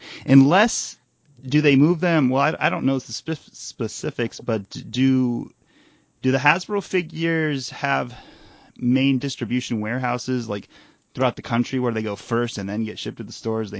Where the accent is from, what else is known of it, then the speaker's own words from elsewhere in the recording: Grand Rapids, Michigan, United States; moved away; I'm from Michigan. I'm from Grand Rapids.